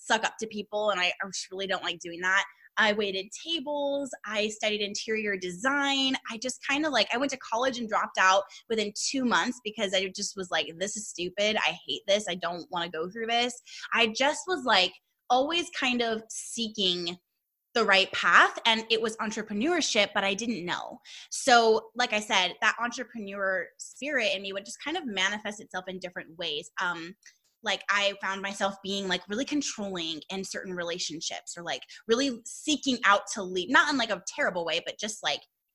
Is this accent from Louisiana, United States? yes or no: no; Southern California, United States; also born or lived in Arkansas; We're from Southern California. We're born and raised here. We love it here